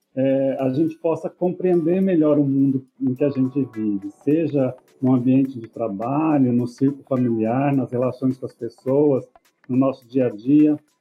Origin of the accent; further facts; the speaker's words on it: Iepê, São Paulo, Brazil; also born or lived in Rancharia; nasci em Rancharia no hospital mas morei em EP, que é também perto do Presidente Prudente